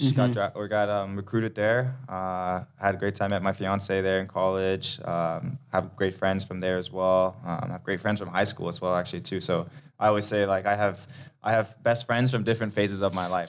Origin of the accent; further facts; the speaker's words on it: Denmark; now in Minnesota, United States; I grew up in Denmark, so it's cold weather there too